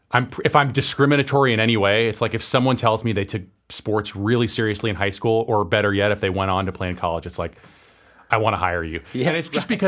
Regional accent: Tampa, Florida, United States; I grew up in Tampa, Florida

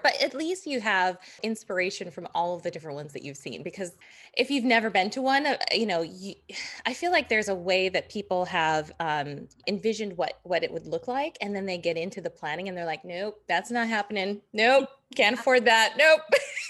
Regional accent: Las Vegas, Nevada, United States; I grew up in Vegas

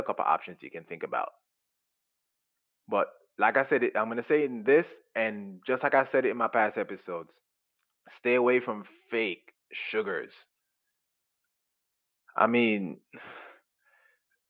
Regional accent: Jamaica; now in United States; I was raised in Jamaica and everything we do is organic

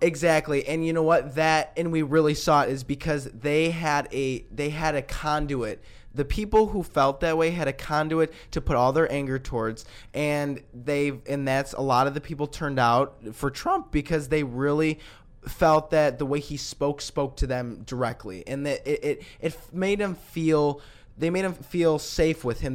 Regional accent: Lombard, Illinois, United States; my hometown, Lombard.

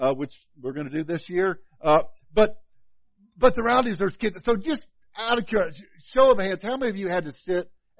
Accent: Illinois, United States; now in Kansas, United States; growing up in Illinois

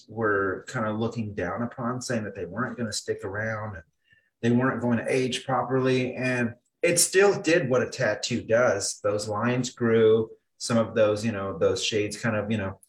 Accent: Phoenix, Arizona, United States; also born or lived in Connecticut; I was born and raised in Phoenix

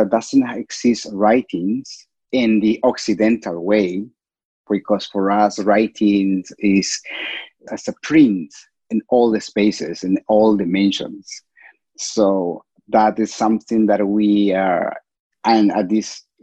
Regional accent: Cusco, Peru; I originally from Cusco. I'm from Cusco, Peru

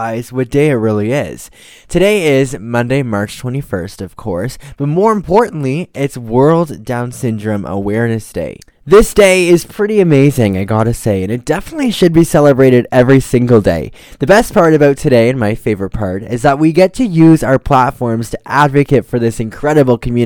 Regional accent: Ontario, Canada; I'm also from Ontario

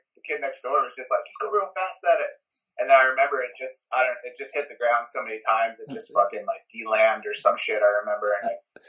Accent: New Zealand; also born or lived in United States / California; I grew up in New Zealand

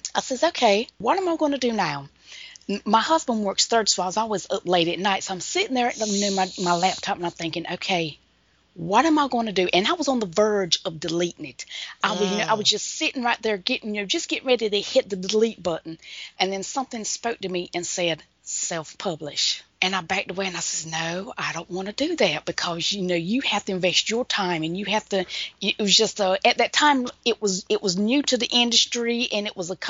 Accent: Pembroke, North Carolina, United States; here in my hometown of Pembroke

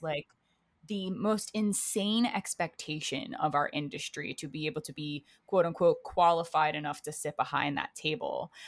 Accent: Baltimore, Maryland, United States; moved away as an adult; now in New York City, United States; I'm originally from Baltimore, Maryland is where I grew up

